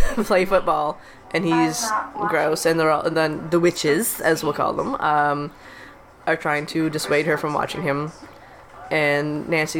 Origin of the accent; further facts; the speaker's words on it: Sydney, Nova Scotia, Canada; in Nova Scotia, in where I grew up in Sydney